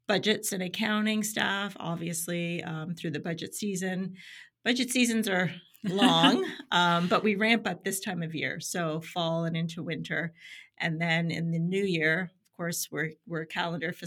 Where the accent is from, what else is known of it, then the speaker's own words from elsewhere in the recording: Niagara-on-the-Lake, Ontario, Canada; now in Ajax, Canada; I am originally from Niagara-on-the-Lake